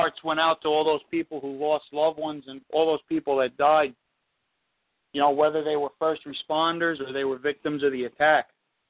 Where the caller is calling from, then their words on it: Seaford, New York, United States; I'm calling from Seaford.